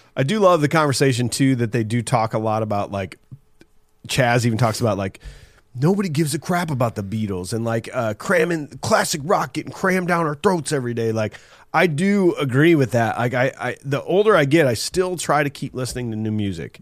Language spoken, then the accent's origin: English; Iowa, United States; we're from Iowa